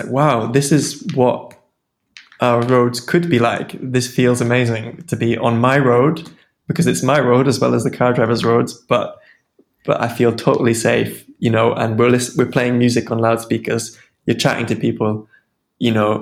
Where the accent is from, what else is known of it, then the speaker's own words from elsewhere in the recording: Sheffield, Yorkshire and the Humber, United Kingdom; moved away as an adult; now in Edinburgh, United Kingdom; I'm from Sheffield